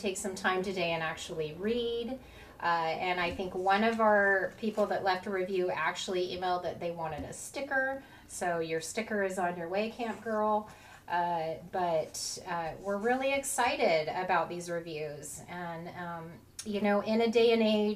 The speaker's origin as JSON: {"language": "English", "region": "Oregon", "country": "United States", "tie": "born or raised there", "said": "Christine and I were both born and raised in Oregon"}